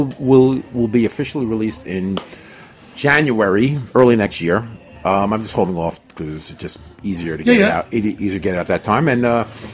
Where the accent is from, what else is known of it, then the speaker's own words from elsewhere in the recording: New York City, New York, United States; I'm from New York City, so there wasn't a lot, religion wasn't there